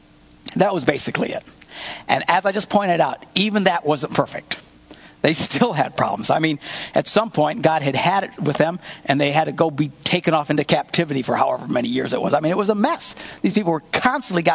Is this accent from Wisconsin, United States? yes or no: yes; Wisconsin, United States; we're from Wisconsin.